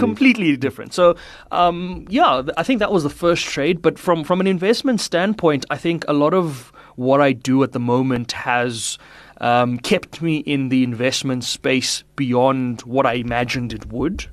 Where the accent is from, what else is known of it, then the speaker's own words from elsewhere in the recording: Pretoria, Gauteng, South Africa; also born or lived in Polokwane, Limpopo; now in Johannesburg, South Africa; I spent most of my, uh, schooling and my younger life in Pretoria.